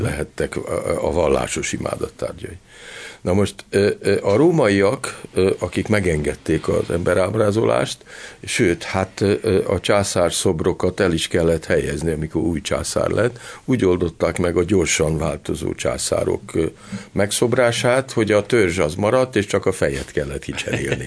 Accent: Hungary; én például abban nőttem föl, hogy volt cenzúra Magyarországon

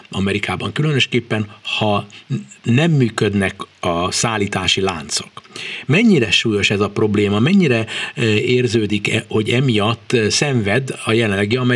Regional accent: Hungary; mi magyarok vagyunk

